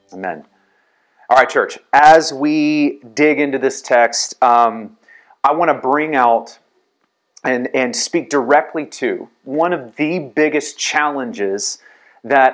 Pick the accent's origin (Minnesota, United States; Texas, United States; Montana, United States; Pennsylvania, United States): Texas, United States; San Antonio; growing up in San Antonio